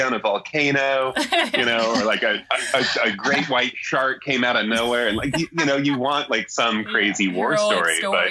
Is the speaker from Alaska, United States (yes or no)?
yes; Alaska, United States; now in Seattle, United States; growing up in Alaska